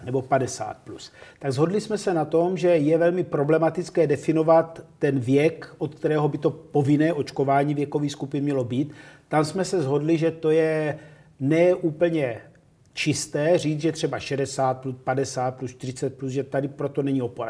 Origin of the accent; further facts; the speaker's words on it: Czechia; ale jsme Češi.